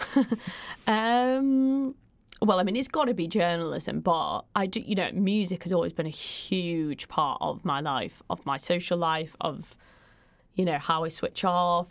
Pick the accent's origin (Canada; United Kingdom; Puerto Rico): United Kingdom; Manchester, North West England; I grew up in South Manchester